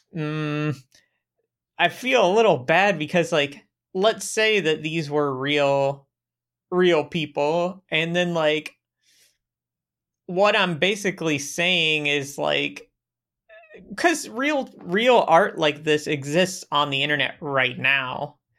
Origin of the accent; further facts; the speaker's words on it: Polk County, Central Florida, United States; now in Germany; I grew up in Central Florida in Polk County.